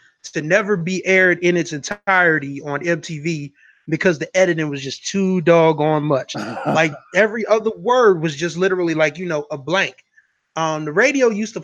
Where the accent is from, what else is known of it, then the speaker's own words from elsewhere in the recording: Delaware, United States; I'm from Delaware